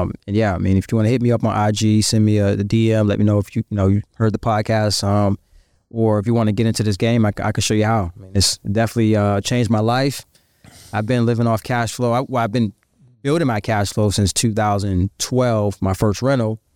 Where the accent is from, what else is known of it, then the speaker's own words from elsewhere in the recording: Virginia, United States; moved away; I'm from Virginia.